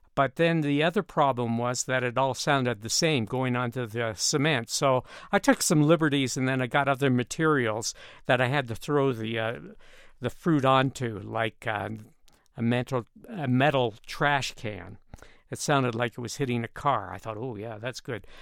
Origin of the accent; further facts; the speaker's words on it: Canada; moved away as an adult; now in Colorado Springs, United States; I grew up in Canada